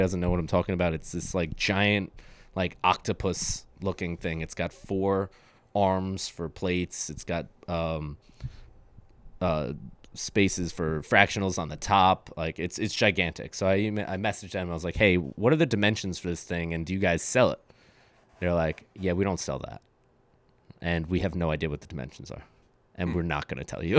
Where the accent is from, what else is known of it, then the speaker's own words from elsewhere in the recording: New York City, New York, United States; now in New Jersey, United States; I'm, I'm, like, so happy to live out in Jersey now 'cause I'm, I'm from Brooklyn